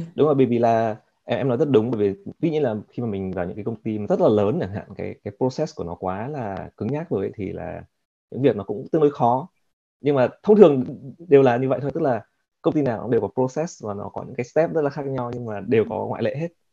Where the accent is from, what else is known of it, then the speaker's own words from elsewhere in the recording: Vietnam; also born or lived in Japan; now in United States; mình là người Việt